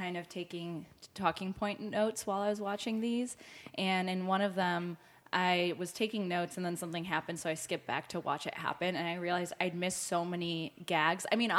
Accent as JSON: {"language": "English", "town": "Highland Park", "region": "Illinois", "country": "United States", "tie": "born or raised there", "also_born_or_lived": "Soviet Union", "said": "I'm from Highland Park and went to Deerfield High School."}